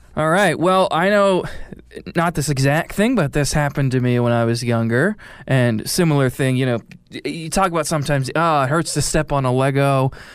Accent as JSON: {"language": "English", "town": "Springfield", "country": "United States", "tie": "born or raised there", "also_born_or_lived": "Boston, Massachusetts", "said": "I was born there, uh, lived there for six months, and then moved here to Springfield. So, pretty much grew up in Springfield"}